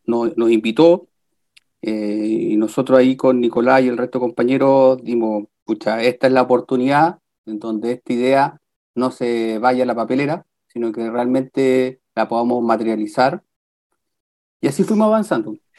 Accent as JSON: {"language": "Spanish", "town": "Copiapó", "region": "Atacama", "country": "Chile", "tie": "born or raised there", "also_born_or_lived": "La Serena / Valparaíso / Viña del Mar / Peru", "moved": "yes", "lives_now": "Rancagua, Chile", "said": "yo soy de La Serena. Estuve un poco tiempo viviendo en La Serena. Después, por temas laborales de mi papá, toda la infancia en Copiapó."}